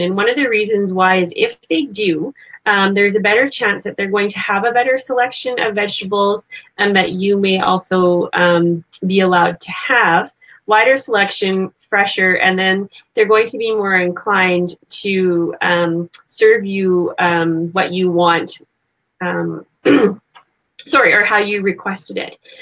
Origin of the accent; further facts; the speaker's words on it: Canada; I'm from Canada.